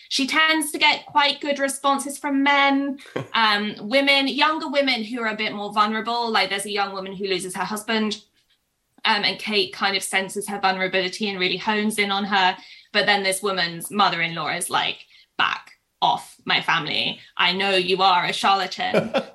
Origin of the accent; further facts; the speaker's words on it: Kansas, United States; I grew up in Kansas and we had a teacher whose surname was Bender.